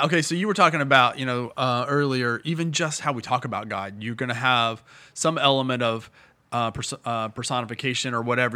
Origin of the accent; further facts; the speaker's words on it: Indiana, United States; now in Bowling Green, United States; I'm from Indiana